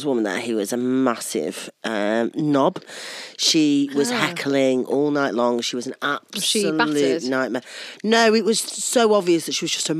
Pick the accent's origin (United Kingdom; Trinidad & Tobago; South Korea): United Kingdom; the North, the north of England; now in London, United Kingdom